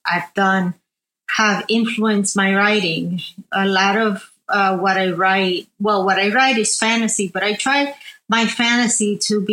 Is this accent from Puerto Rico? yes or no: yes; Arecibo, Puerto Rico; moved away as an adult; also born or lived in New Jersey, United States; I was born and raised in Arecibo, Puerto Rico